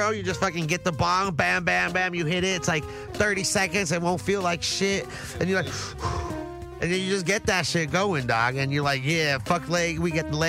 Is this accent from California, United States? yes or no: yes; the Valley, California, United States; I'm from the Valley